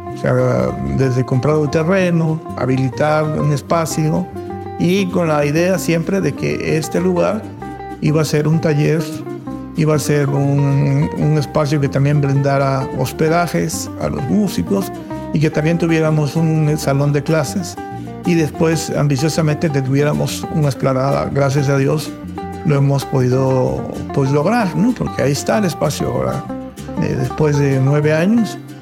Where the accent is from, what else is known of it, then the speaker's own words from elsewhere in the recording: Tlacotalpan, Veracruz, Mexico; para mí haber nacido en Tlacotalpan es una bendición.